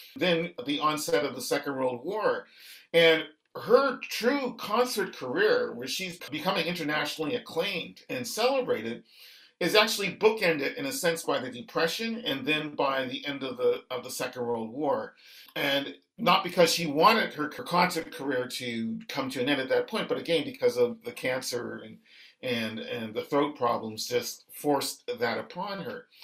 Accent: Halifax, Nova Scotia, Canada; when we were boys growing up in Halifax

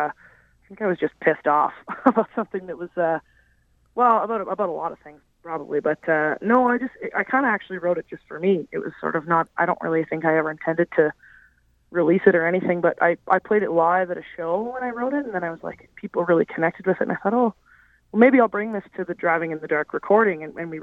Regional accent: Canada; she's been really generous to me, being a Canadian artist and wanting to break into that market

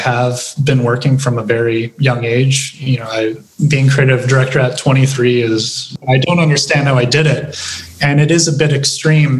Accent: Regina, Saskatchewan, Canada; also born or lived in Winnipeg; I'm from Regina. I grew up in Regina. I was born in Winnipeg

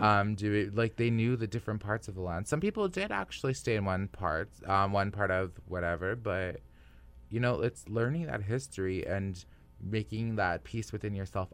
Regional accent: Nisichawayasihk Cree Nation, Manitoba, Canada; now in Winnipeg, Canada; I was growing up in the Nishichi-Waititi Korean Nation

